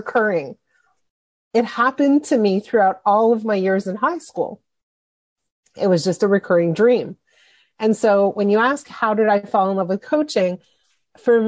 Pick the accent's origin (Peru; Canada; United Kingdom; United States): Canada; Montreal, Quebec; I was 12 years old. And I grew up in Montreal.